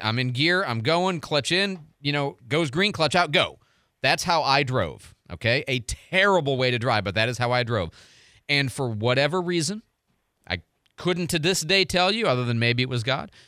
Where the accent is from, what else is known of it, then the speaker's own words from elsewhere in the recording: Midwest, United States; now in Pensacola, United States; I grew up in the Midwest.